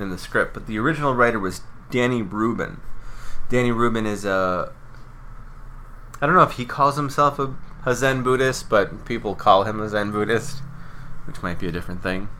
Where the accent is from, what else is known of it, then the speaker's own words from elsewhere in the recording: Ohio, United States; I'm from Ohio